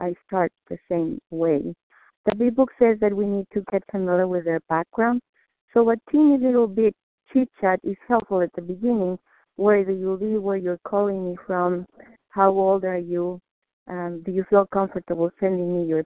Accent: Mexico; English is a second language; moved away; I'm Mexican. I was born in Mexico. English is not my first language

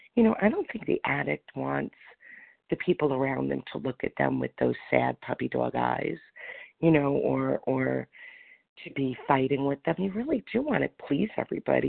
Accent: New York, United States; now in Florida, United States; I'm from New York, but I'm in Florida

